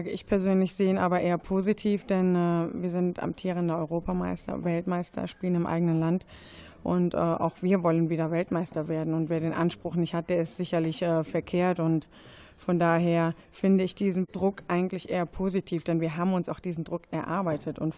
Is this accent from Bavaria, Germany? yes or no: no; North Rhine-Westphalia, Germany; Ich komme aus NRW. NRW ist, glaube ich, eine Hochburg im Fußball generell.